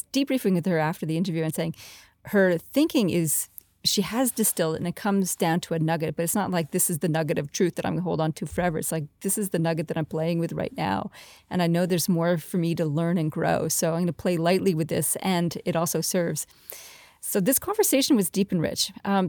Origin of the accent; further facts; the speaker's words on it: Canada; now in Australia; I'm a Canadian-Australian who loves to work with CEOs